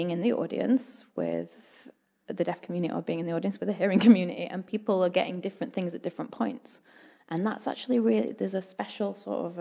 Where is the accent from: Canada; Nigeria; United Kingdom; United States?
United Kingdom; England; now in New Zealand; I am from England